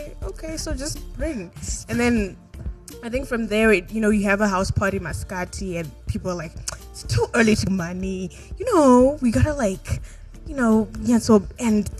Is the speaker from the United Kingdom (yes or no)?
no; Bulawayo, Zimbabwe; we're from Wabulawayo